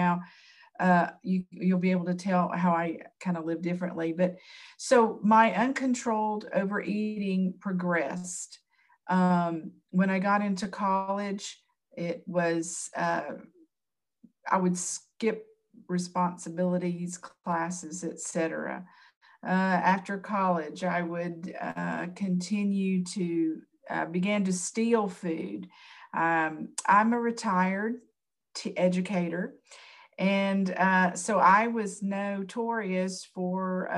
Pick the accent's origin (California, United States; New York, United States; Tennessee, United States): Tennessee, United States; I'm from Tennessee